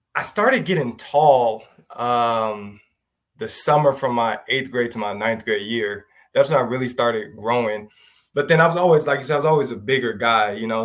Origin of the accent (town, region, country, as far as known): Southern California, United States; born or raised there